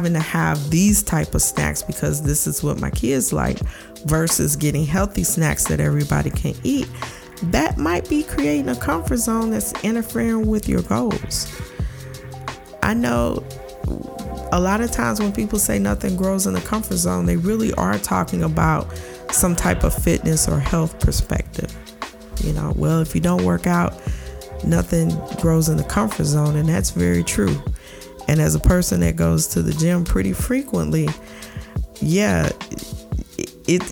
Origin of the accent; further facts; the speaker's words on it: St. Louis, Missouri, United States; I'm from the Midwest, and in my city, St. Louis